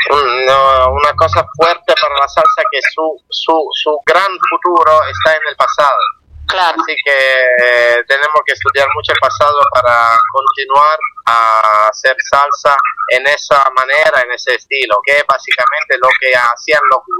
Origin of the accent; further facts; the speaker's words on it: Italy; Spanish is a second language; somos un grupo de Italia, me eh, yo como siendo italiano me gustaba, yo aprendí el español gracias a la música latina, gracias a la música.